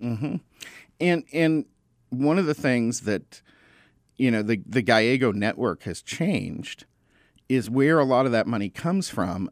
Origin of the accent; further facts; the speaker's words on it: Arizona, United States; I grew up in Arizona